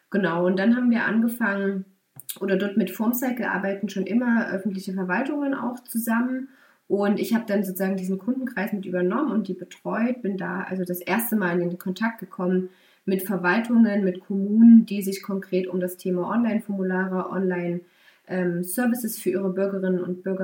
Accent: Saxony, Germany; bin aufgewachsen in Sachsen und bin nach verschiedenen Auslandsaufenthalten ähm, in Bayern erstmal gelandet, habe dort studiert.

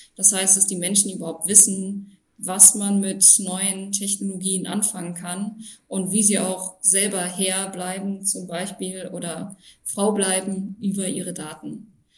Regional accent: Düren district, North Rhine-Westphalia, Germany; moved away as an adult; also born or lived in Passau; bin im Kreis Düren in Nordrhein-Westfalen aufgewachsen, in einem kleinen Dorf mit 600 Einwohnern

